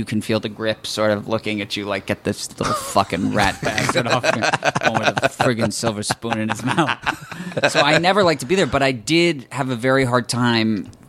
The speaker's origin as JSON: {"language": "English", "town": "Los Angeles", "region": "California", "country": "United States", "tie": "born or raised there", "said": "I'd always like been sort of hateful of my growing up in Los Angeles."}